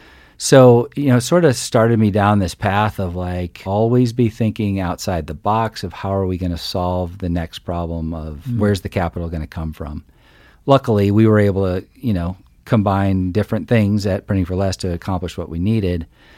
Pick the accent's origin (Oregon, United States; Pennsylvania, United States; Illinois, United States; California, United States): Illinois, United States; So I grew up in a tiny farming community in the middle of Illinois. So lots of corn and soybeans in every direction, and grew up in a family of entrepreneurs.